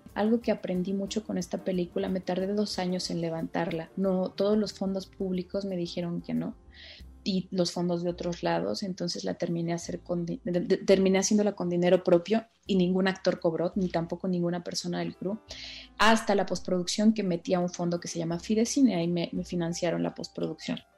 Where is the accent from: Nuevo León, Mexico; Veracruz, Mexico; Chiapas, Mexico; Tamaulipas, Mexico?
Veracruz, Mexico; Tlalixcoyan; moved away; yo soy de un pueblo de Veracruz que se llama Tlaliscoyan